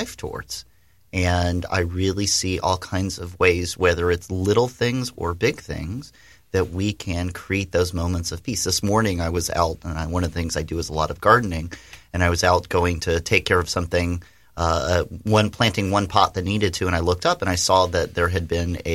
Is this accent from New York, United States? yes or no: no; Jackson, Mississippi, United States; accent: deep Southern; now in Florida, United States; I grew up in Mississippi. That's why I have the deep Southern accent. And I've lived long enough in Florida. I don't even say y'all anymore